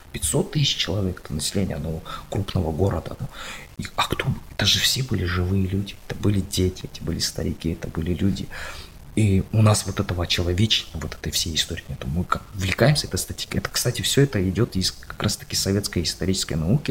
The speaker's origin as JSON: {"language": "Russian", "country": "Kazakhstan", "said": "мы, казахи, у нас это в крови"}